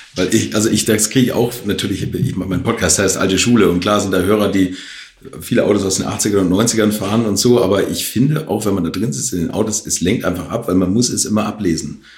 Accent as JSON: {"language": "German", "region": "Hamburg", "country": "Germany", "said": "da wo ich herkomme, aus Altona, Hamburg"}